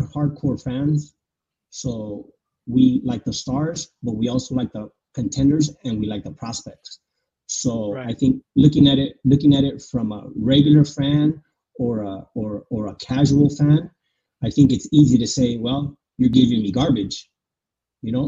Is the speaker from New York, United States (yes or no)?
no; San Diego, California, United States; I'm from San Diego